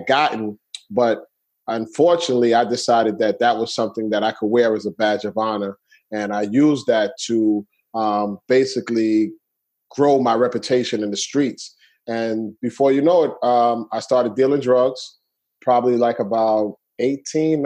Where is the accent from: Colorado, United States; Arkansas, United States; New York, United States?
New York, United States; New York City; I grew up in Brooklyn, New York. I'm from Brooklyn, New York